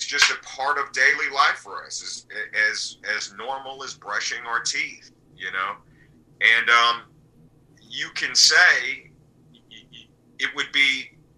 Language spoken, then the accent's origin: English; Berkeley, California, United States; also born or lived in Japan / Salt Lake City, Utah; from the age of 6 until now, I've lived in Berkeley, California. So I've spent the majority of my life in Berkeley.